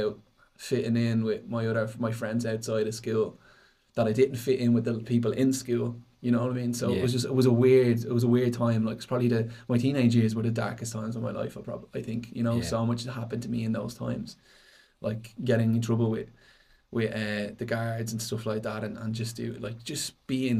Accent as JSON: {"language": "English", "town": "Dublin", "region": "Leinster", "country": "Ireland", "tie": "born or raised there", "said": "I grew up in Tallis"}